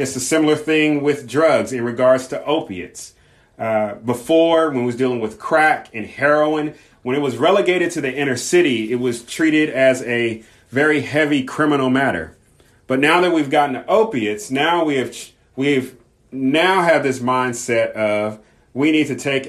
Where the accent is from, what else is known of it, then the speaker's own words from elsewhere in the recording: Southern California, United States; I grew up in Southern California